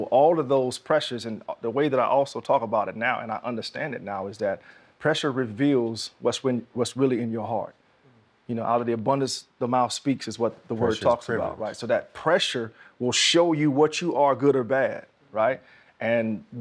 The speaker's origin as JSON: {"language": "English", "town": "Jacksonville", "region": "Florida", "country": "United States", "tie": "born or raised there", "said": "growing up where I grew up in Jacksonville, Florida"}